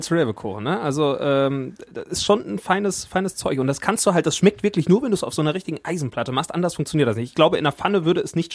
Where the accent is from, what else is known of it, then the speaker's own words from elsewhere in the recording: Burbach, North Rhine-Westphalia, Germany; wir haben, ich sag mal, gemeinsame Wurzeln, kann man schon so fast sagen. Wir kommen beide aus Burbach